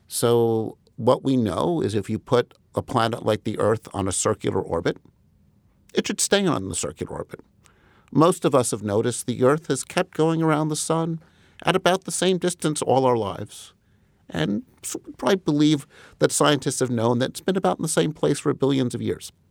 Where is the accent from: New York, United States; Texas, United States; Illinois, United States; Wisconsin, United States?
New York, United States; Huntington; also born or lived in Rochester, New York; I grew up in Comac initially, which is one part of Huntington